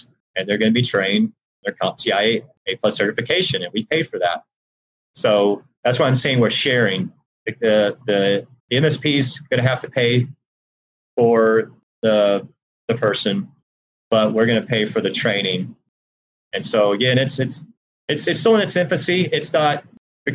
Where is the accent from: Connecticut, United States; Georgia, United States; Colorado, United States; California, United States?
Georgia, United States; born or raised there